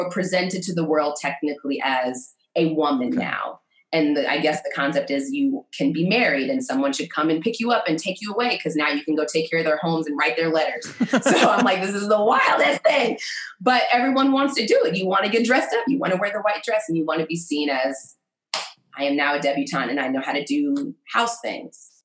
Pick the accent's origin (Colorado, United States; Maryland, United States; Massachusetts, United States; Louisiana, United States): Maryland, United States; moved away as an adult; also born or lived in Mississippi / Memphis, Tennessee / Atlanta, Georgia / Washington, District of Columbia, United States; I spent most of my upbringing in Maryland